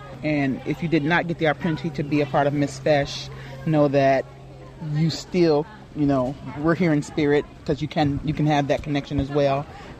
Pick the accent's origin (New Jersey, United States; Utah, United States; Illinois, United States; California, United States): Illinois, United States; Chicago; I'm from Chicago, Illinois.